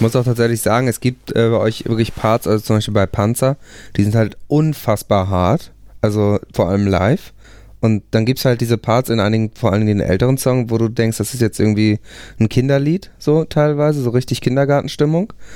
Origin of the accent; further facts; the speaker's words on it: Buchholz in der Nordheide, Lower Saxony, Germany; now in Hamburg, Germany; Ich komme tatsächlich aus der Nähe von Hamburg